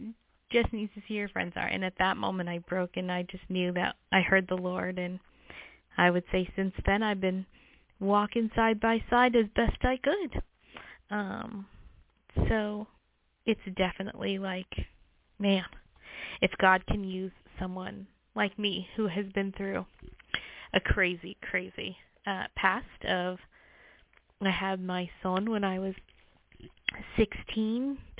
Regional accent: Las Vegas, Nevada, United States; I was born and raised in Las Vegas

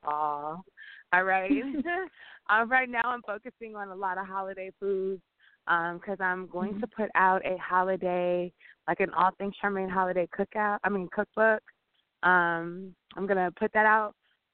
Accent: Louisiana, United States; I'm from Louisiana

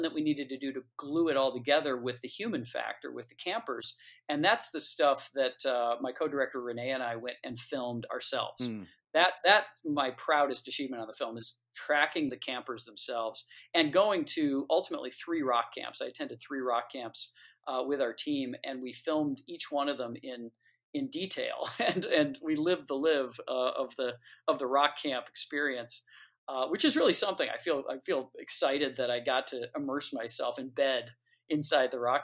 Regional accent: Detroit, Michigan, United States; I grew up in Detroit, Michigan, listening to this music

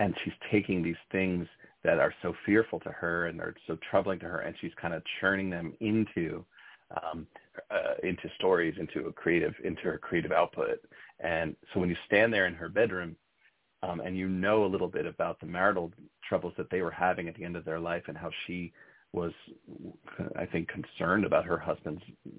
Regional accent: New Jersey, United States; now in Berkshires, Massachusetts, United States; I'm a transplant to the Berkshires. I'm originally from North Jersey

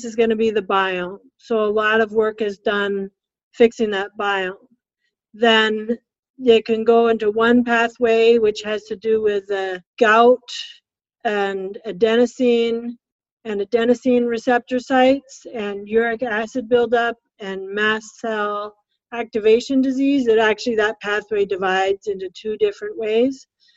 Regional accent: West Coast, United States; now in Minnesota, United States; I come from the West Coast.

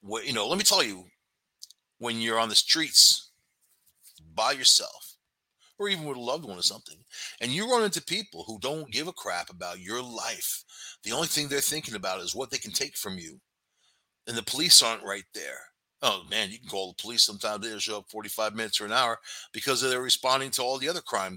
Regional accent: Long Island, New York, United States; I was raised on Long Island

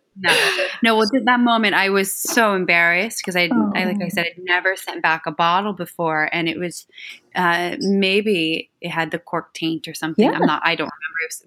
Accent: eastern Ohio, United States; I'm from the eastern side of Ohio, um, near the closest city is Pittsburgh, Pennsylvania

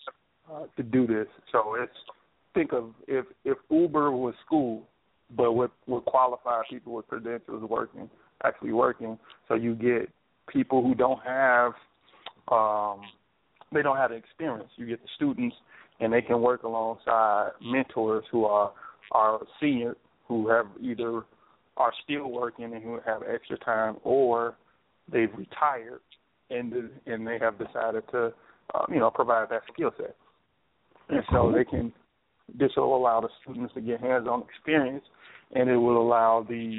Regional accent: Chicago, Illinois, United States; working in my hometown in Chicago

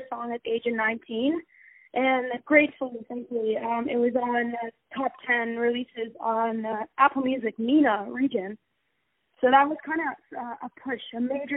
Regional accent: Abu Dhabi, United Arab Emirates; I'm born kind of Abu Dhabi raised artist.

